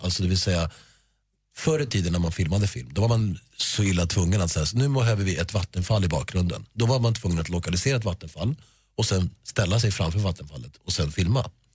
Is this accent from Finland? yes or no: no; Sweden; Sverige är mitt hemland och det är här jag bor och det är här mina vänner bor